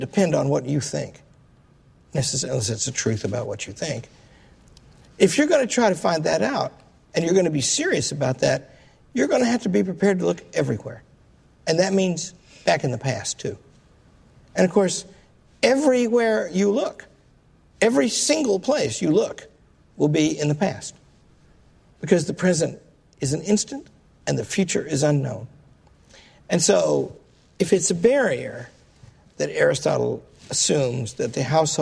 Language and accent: English; Arkansas, United States; I come from Arkansas